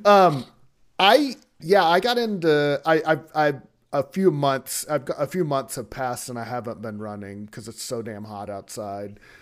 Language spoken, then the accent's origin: English; Louisiana, United States; moved away; I'm from Lu, from the Louisiana area